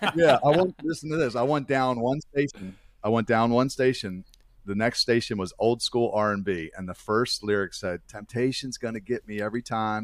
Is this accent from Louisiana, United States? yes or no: no; Baltimore, Maryland, United States; I, uh, was born and raised in Baltimore, Maryland, where, where I still currently reside